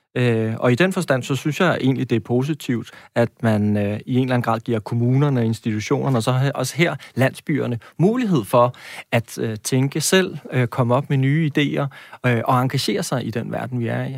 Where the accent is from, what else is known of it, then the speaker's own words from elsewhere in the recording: Næstved, Zealand, Denmark; Jeg kommer fra Næstved